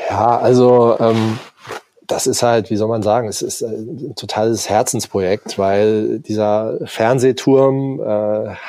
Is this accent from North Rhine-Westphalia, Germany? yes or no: no; Hamburg, Germany; man fragt sich irgendwie auch als Hamburger schon, schon immer, warum ist eigentlich dieses Ding nicht belebt